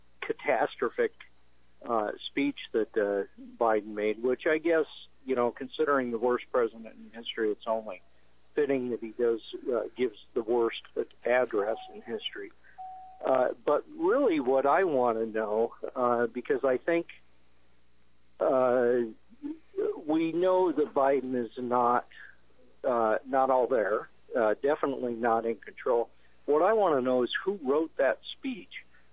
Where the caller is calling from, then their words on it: Weld County, Colorado, United States; I'm calling from Weld County.